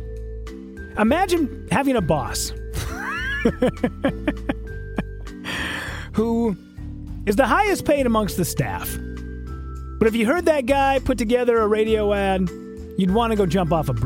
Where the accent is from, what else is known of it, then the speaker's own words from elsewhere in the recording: Hibbing, Minnesota, United States; moved away; We went up to my hometown, Hibbing, and kicked it with my family